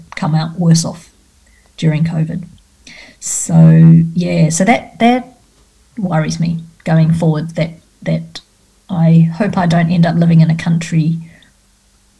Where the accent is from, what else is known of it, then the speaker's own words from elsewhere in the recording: Australia; as an Australian